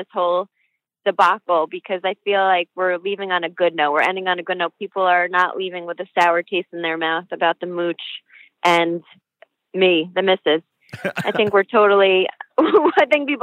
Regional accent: New York, United States; Growing up in New York

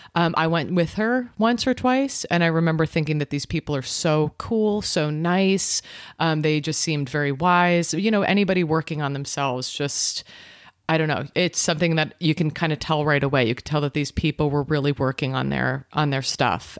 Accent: New York, United States; moved away; I'm originally from New York. I grew up in New York.

